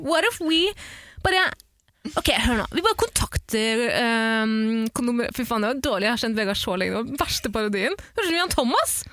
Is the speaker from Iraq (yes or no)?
yes; Iraq; Jeg kan si det, for jeg kommer også fra Irak.